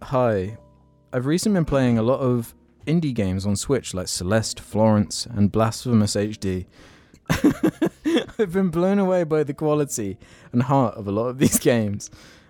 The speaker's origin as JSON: {"language": "English", "region": "London", "country": "United Kingdom", "tie": "born or raised there", "also_born_or_lived": "Hawaii", "lives_now": "Oahu, United States", "said": "Long story short, I was born in Hawaii, but was raised in London. Only last month, I moved to Oahu."}